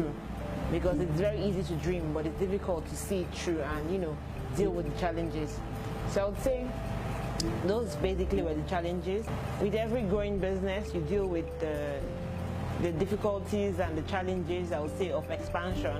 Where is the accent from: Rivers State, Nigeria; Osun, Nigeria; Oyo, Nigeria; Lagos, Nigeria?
Lagos, Nigeria; also born or lived in Delta State; I hail from Delta State, but I was born and raised in Lagos